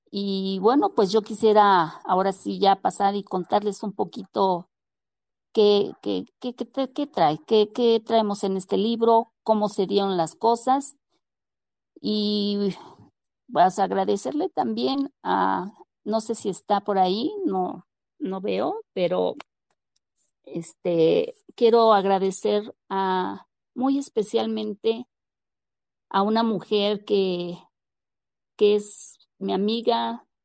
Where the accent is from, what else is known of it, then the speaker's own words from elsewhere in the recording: Mexico; Pues que movemos, o sea, realmente como sociedad, como mexicanos, movemos, movemos.